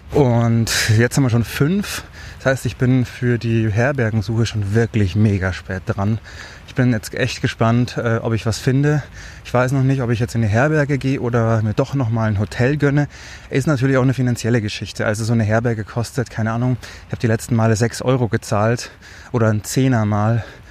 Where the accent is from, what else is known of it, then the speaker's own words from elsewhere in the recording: Germany; bei uns in Deutschland